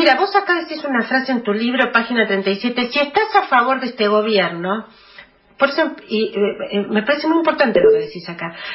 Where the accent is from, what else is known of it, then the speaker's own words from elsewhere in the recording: Argentina; los que no somos kirchneristas, simplemente lo que queremos que se nos reconozca es que nosotros también somos argentinos.